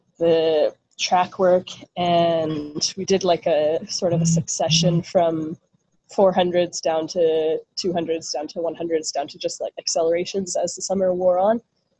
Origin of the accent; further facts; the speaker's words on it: Ottawa, Ontario, Canada; now in Toronto, Canada; I'm from Ottawa, so there weren't so many clubs growing up